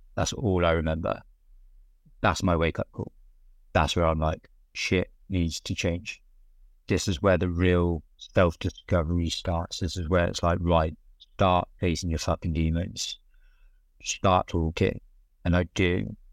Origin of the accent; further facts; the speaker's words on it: South West England, United Kingdom; I grew up in Southwest England. Tiny little market town where everybody knows each other